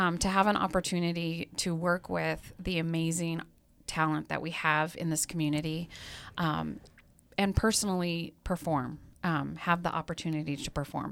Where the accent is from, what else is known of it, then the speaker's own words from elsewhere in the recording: Missoula, Montana, United States; moved away as an adult; now in Great Falls, United States; I grew up in Missoula.